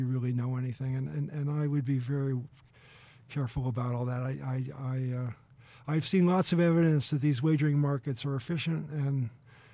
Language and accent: English; Philadelphia, Pennsylvania, United States; now in Boston, United States; I'm from Philadelphia originally, and as a kid, I used to sell newspapers at the Eagles game